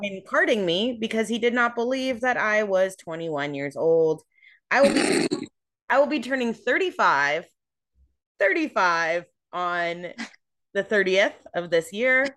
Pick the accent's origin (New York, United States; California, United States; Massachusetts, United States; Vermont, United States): California, United States; I grew up in California